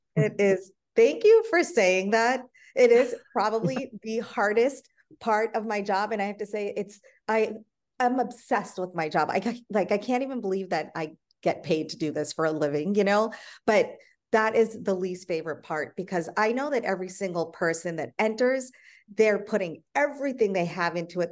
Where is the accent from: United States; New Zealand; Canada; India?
India; moved away; I'm from India